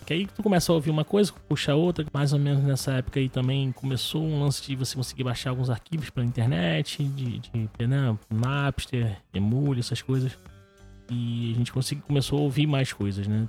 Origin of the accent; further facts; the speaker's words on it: Rio de Janeiro, Brazil; sou aqui do Rio de Janeiro, e nascido e criado na Água Santa